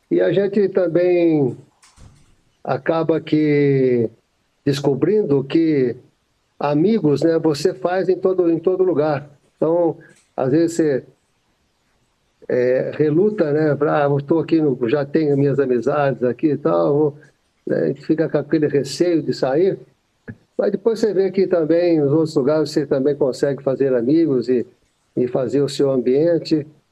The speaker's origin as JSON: {"language": "Portuguese", "town": "Monte Sião", "region": "Minas Gerais", "country": "Brazil", "tie": "born or raised there", "said": "Eu sou do interior de Minas Gerais, da cidade de Monte Sião, divisa de estado aqui com São Paulo"}